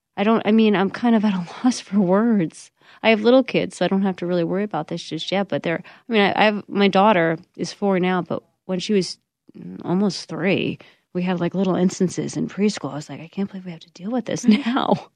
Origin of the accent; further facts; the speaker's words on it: New York, United States; I grew up in New York